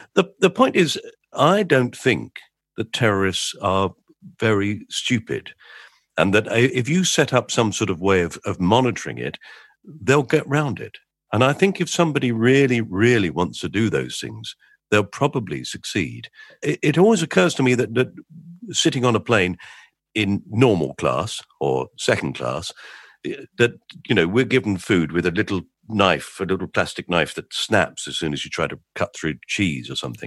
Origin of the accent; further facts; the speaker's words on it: England, United Kingdom; We're English.